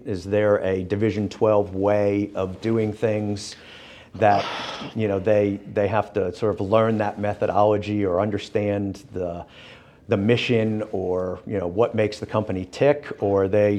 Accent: Northeast, United States; now in Birmingham, United States; I grew up in the Northeast and the cities are bigger

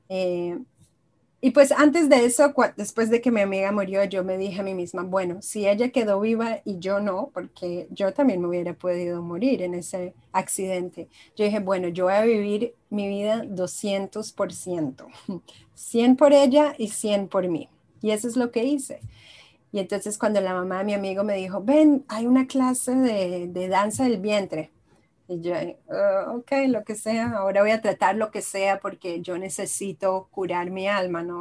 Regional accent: Israel; moved away as an adult; also born or lived in Colombia; now in United States; Yo soy eh, colombiana y israelí. Soy mitad de mitad. Yo nací en Israel, luego cuando tenía dos años me mudé a Colombia, mi mamá es colombiana, luego a los 10 años me volví a Israel y luego a los 21 me pasé a vivir a Estados Unidos.

